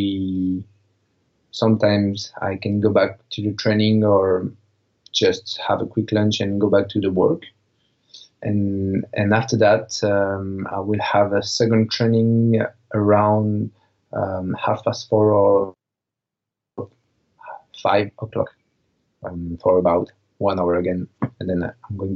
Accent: Marseille, Provence-Alpes-Côte d'Azur, France; in Marseille, in my hometown

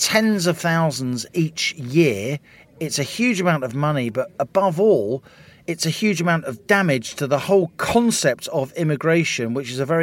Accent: Ireland; now in United Kingdom; I speak as an Irish person

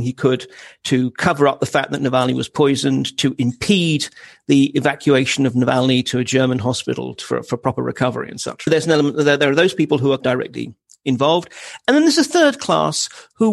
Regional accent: United Kingdom; as a Brit

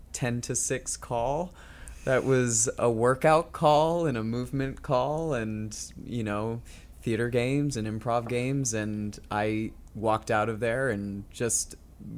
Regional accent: Northern California, United States; I grew up in Northern California

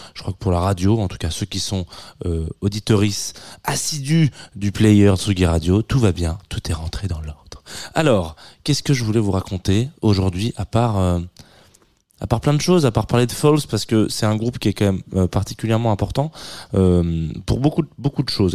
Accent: the South, southern France, France; je suis du Sud

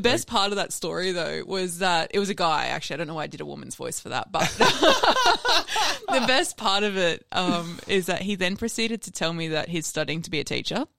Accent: Sunshine Coast, Queensland, Australia; moved away as an adult; also born or lived in America; I grew up on the sunny coast.

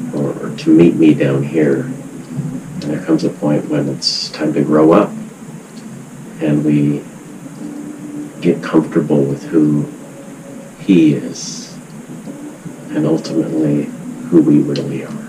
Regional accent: United States; growing up in America

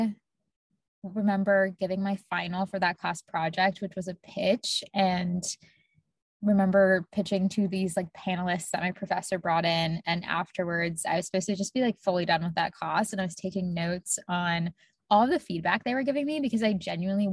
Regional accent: Tampa, Florida, United States; now in Boston, United States; I grew up in Tampa, Florida

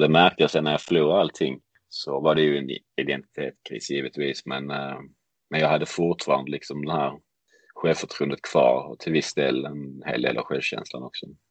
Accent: Lund, Skåne, Sweden; jag växte upp i Lund, heter staden

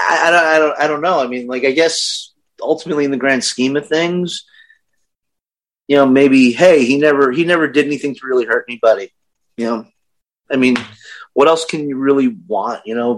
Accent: Brooklyn, New York, United States; now in Chicago, United States; Brooklyn, New York.

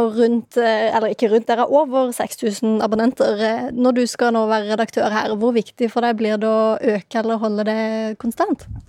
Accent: Mandal, Agder, Norway; moved away; jeg er nemlig på besøk i min hjemby Mandal

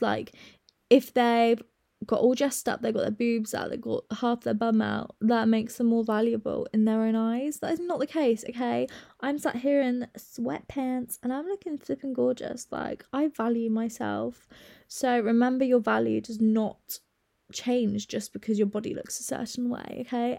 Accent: United Kingdom

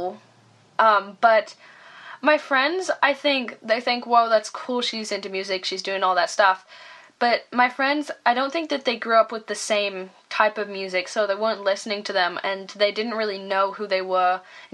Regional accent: Leeds, Yorkshire and the Humber, United Kingdom; we grew up in Leeds

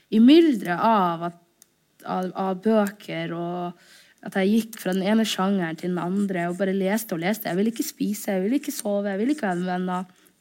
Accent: Norway; also born or lived in Somalia; jeg er norsk-somalisk

